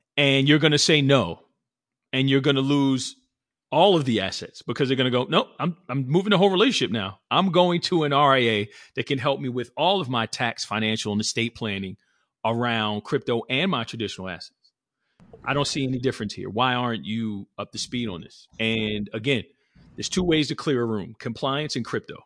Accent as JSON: {"language": "English", "region": "New Jersey", "country": "United States", "tie": "born or raised there", "said": "born and raised in New Jersey"}